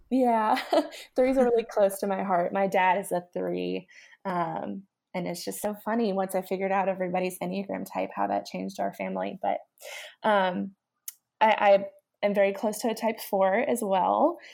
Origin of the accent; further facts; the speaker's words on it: Nashville, Tennessee, United States; I come from Nashville